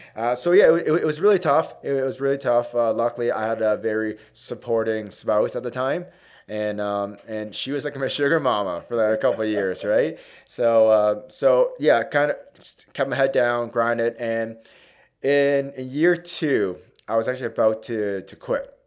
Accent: Hamilton, Ontario, Canada; East End, born and raised, uh, so went to Winston Churchill High School

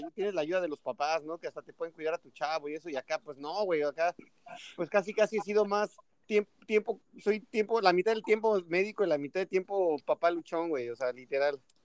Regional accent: State of Mexico, Mexico; moved away as an adult; also born or lived in Toluca; now in Playa del Carmen, Mexico; yo soy de la, del Estado de México

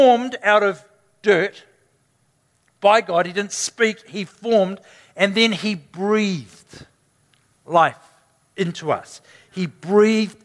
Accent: New Zealand; Can't even do that as a Kiwi.

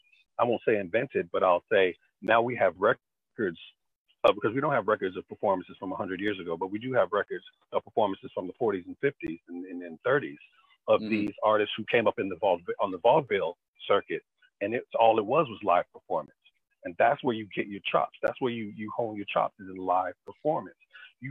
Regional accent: Chicago, Illinois, United States; a young African-American kid growing up in Chicago

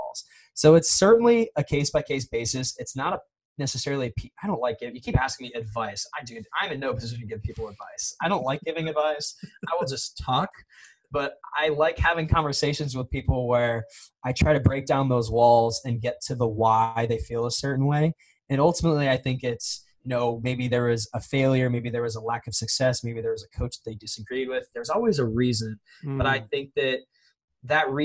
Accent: Las Vegas, Nevada, United States; I grew up in Vegas

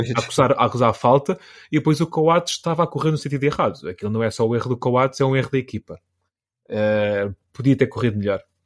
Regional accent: Santarém, Santarém District, Portugal; born or raised there

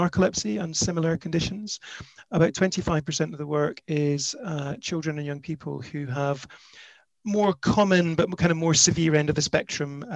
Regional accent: the Highlands, Scotland, United Kingdom; also born or lived in Glasgow / Edinburgh / Sydney; now in London, United Kingdom; I'm from the Highlands

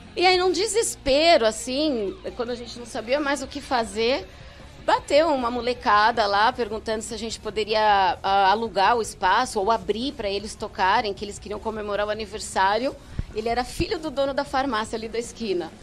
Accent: São Paulo, Brazil; Eu sou paulistana, uhum. ali da região da Moca, do da centro. Moca. Frequentei muito ali a Baixa Augusta

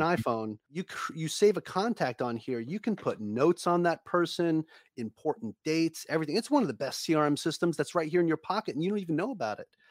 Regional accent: New York, United States; I'm from New York.

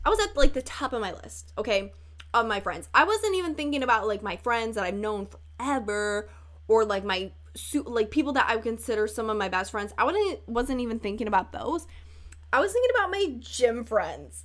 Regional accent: Chicago, Illinois, United States; accent: northern; I'm from Chicago

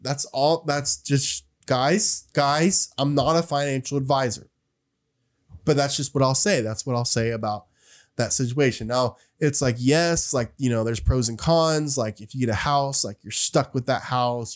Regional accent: Oak Ridge, Tennessee, United States; I'm from Oak Ridge, which is a smaller town than Knoxville.

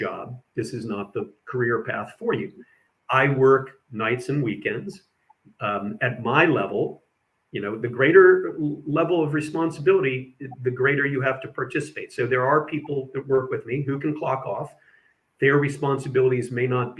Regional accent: Texas, United States; first language English; moved away; also born or lived in Indiana; I grew up in Texas and then later in Indiana

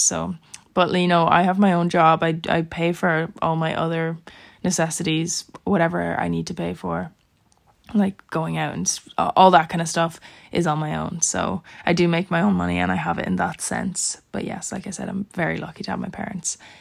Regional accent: Ireland; now in Dublin, Ireland; I wasn't going to stay in my house in my hometown by myself. Like that's a like there's six people in my family. Six people lived in that house, so I'm not going to live there by myself obviously and com- commute an hour, maybe an hour and a half with traffic to Dublin to go to college

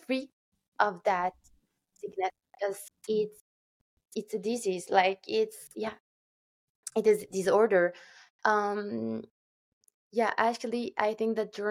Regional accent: Turkey; moved away; my hometown in Turkey

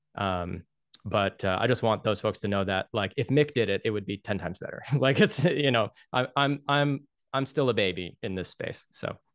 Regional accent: United States; as an American working a lot with, like, American companies

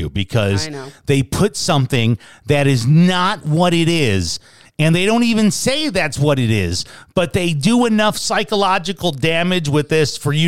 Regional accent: Wisconsin and Michigan, Midwest, United States; now in Southwest, United States; growing up in the Midwest, especially Wisconsin and Michigan

